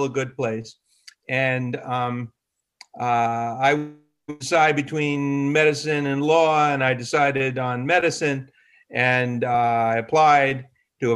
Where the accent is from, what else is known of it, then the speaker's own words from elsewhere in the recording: New York City, New York, United States; I was born and raised in New York.